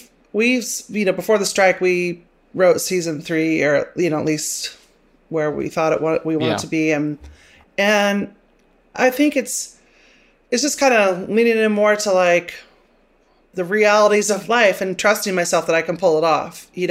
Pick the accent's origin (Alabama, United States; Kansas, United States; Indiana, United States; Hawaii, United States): Kansas, United States; Manhattan; when I was growing up in Manhattan, you know, there was like one gay guy in town.